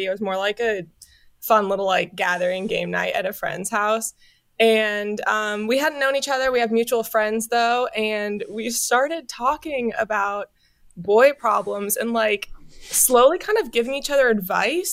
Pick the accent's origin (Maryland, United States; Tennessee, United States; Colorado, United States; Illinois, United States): Illinois, United States; Chicago; now in Los Angeles, United States